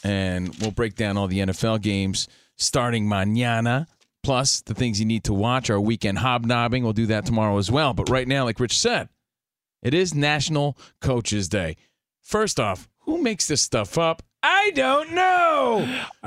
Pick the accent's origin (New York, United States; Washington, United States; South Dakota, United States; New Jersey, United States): New Jersey, United States; now in Los Angeles, United States; I'm from New Jersey.